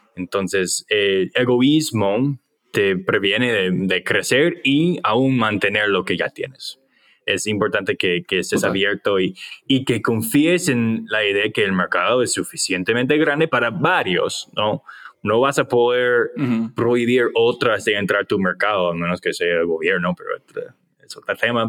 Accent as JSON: {"language": "Spanish", "country": "United States", "second_language": "Spanish", "said": "yo soy gringo"}